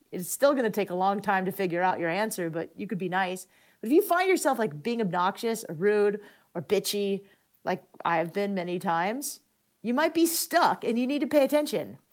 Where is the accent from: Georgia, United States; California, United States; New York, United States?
California, United States; San Diego; I grew up in La Jolla